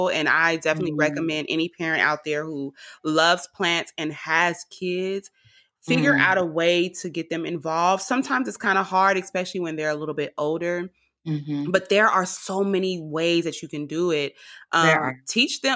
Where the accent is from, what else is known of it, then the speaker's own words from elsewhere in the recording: Richmond, California, United States; I'm from Richmond, California